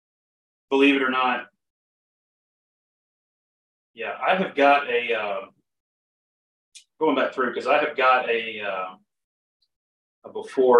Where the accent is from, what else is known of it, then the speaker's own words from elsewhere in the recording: the South, United States; growing up in the South, it's very hot and humid